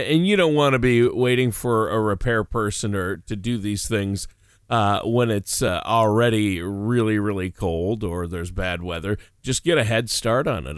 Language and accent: English; Minnesota, United States; growing up in Minnesota where I did